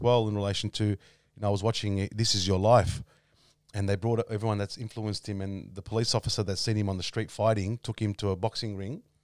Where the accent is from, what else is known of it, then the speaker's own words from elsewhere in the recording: Australia; I was brought up in Camberfield